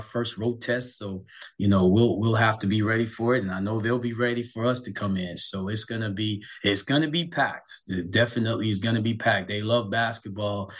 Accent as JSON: {"language": "English", "region": "New York", "country": "United States", "said": "I'm from New York"}